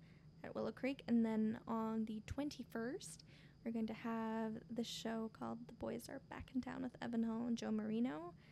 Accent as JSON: {"language": "English", "region": "Michoacán", "country": "Mexico", "tie": "born or raised there", "said": "It's actually my home state, Michoacán, Mexico, it is deemed on the top 5 most dangerous states in Mexico."}